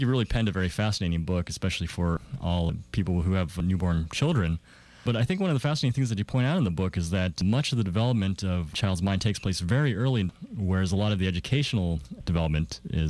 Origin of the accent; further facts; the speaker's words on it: Arizona, United States; moved away; Arizona, my home state.